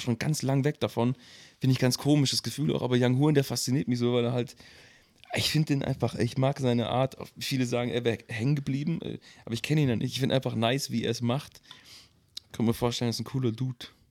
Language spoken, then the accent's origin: German; Nagold, Baden-Württemberg, Germany; moved away; also born or lived in Mannheim; Also ich komme aus dem Kaff, ich komme aus Nagold im Schwarzwald, im Schwabeländle.